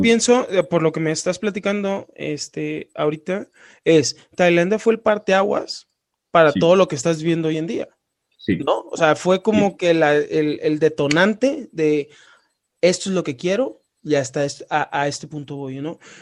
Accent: Sinaloa, Mexico; now in Guanajuato, Mexico; yo soy de Sinaloa

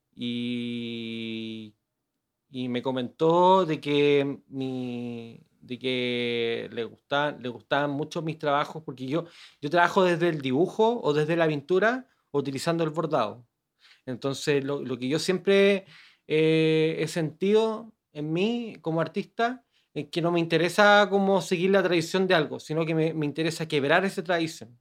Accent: Santiago, Santiago Metropolitan Region, Chile; yo soy de Gran Avenida, 22 de Gran Avenida.

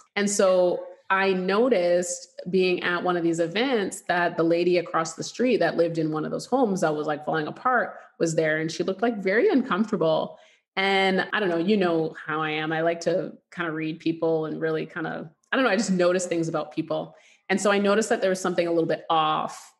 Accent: Canada; moved away as an adult; now in United States; we grew up in Canada and we lived there for like almost 20 years, I'd say almost 20 years but my family's from Louisiana

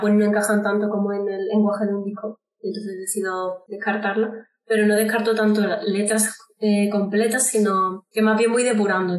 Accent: Córdoba, Andalusia, Spain; now in Madrid, Spain; yo soy de Córdoba, de Andalucía, aunque ahora mismo vivo en Madrid

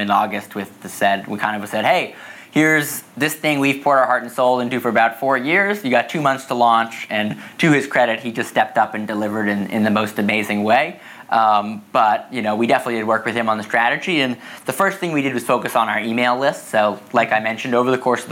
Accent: Newton, Massachusetts, United States; I grew up in Newton, Massachusetts. It's a suburb outside of Boston

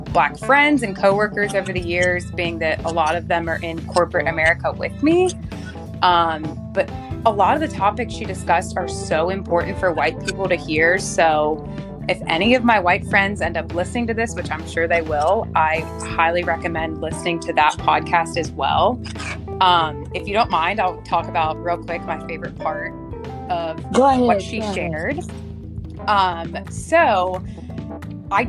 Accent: Edgewood, Kentucky, United States; moved away as an adult; also born or lived in Louisville, Kentucky; now in Boston, United States; I'm originally from Edgewood, Kentucky, which is about 10 minutes south of Cincinnati, Ohio

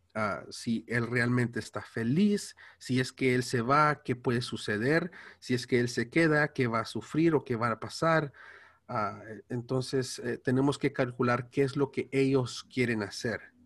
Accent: Los Angeles, California, United States; Spanish is a second language; soy de aquí de Estados Unidos, ah, hablo inglés y el español me cuesta

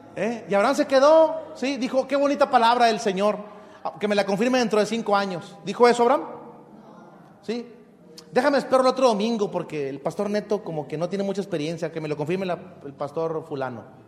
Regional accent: Mexico; yo soy mexicano, ¿de dónde soy? De México, la tierra mexicana

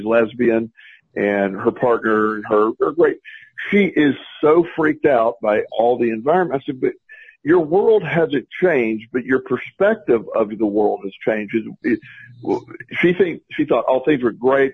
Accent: Plant City, Florida, United States; my hometown, is Plant City, Florida, and we grew up where super conservative

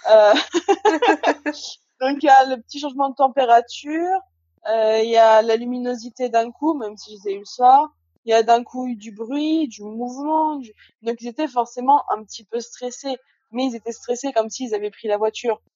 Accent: Haute-Savoie, Auvergne-Rhône-Alpes, France; moved away as an adult; also born or lived in Alsace; now in Guadeloupe; je suis originaire de Haute-Savoie

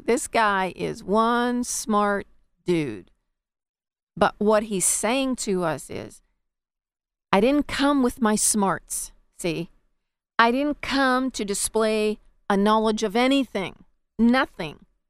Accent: United States; us as American citizens

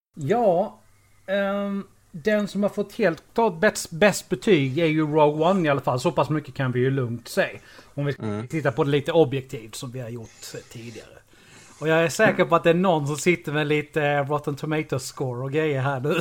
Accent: Karlshamn, Blekinge, Sweden; 4 kilometer utanför eh, Karlshamn där jag växte upp.

